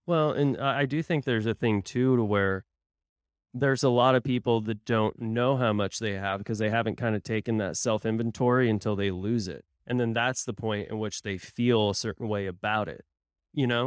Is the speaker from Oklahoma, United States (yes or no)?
yes; Tulsa, Oklahoma, United States; moved away; my hometown of Tulsa